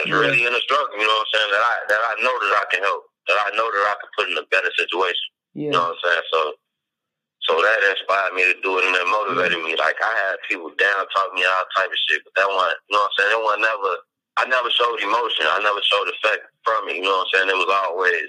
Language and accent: English; Chicago, Illinois, United States; I'm originally from Chicago, Illinois, the west side of Chicago